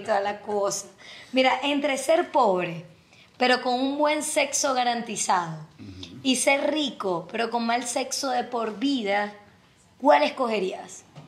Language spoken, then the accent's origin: Spanish; Zulia, Venezuela; es zuliano como yo